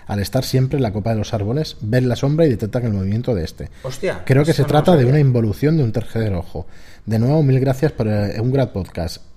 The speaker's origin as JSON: {"language": "Spanish", "town": "Peñaranda de Bracamonte", "region": "Castile and León", "country": "Spain", "tie": "born or raised there", "said": "en mi pueblo Peñaranda de Bracamonte Salamanca se come de cines"}